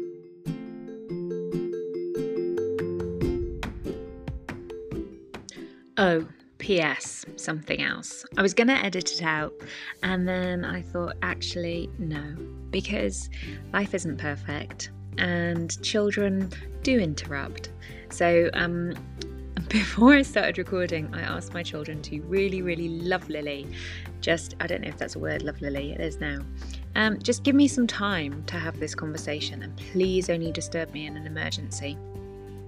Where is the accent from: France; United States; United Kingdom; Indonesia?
United Kingdom; Wales; my guest and I come from very, very similar places, not just geographically, both being Welsh girls